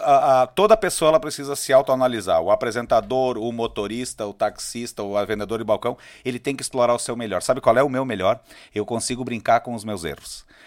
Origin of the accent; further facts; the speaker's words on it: Caxias do Sul, Rio Grande do Sul, Brazil; also born or lived in Serafina Correia; eu sou natural de Serafina Correia e me criei em Caxias do Sul